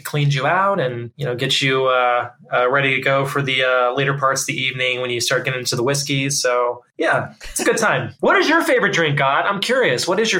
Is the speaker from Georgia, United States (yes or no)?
no; Texas, United States; growing up in Texas